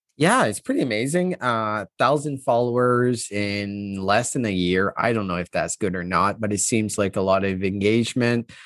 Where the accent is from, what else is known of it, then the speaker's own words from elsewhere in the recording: Canada; I'm Canadian